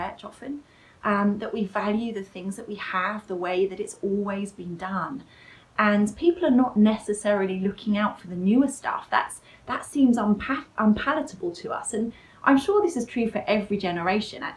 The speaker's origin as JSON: {"language": "English", "country": "United Kingdom", "said": "we're British"}